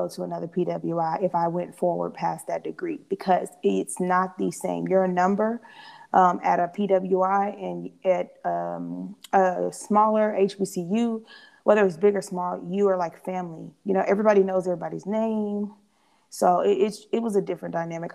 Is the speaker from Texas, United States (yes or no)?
yes; Missouri City, Texas, United States; moved away as an adult; also born or lived in New Orleans, Louisiana / Kansas; I come from Houston, so that's a melting pot, like where I grew up in Missouri City